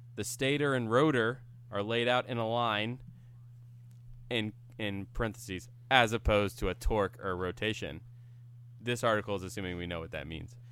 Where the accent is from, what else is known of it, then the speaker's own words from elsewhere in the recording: Central Florida, United States; moved away; I grew up in Central Florida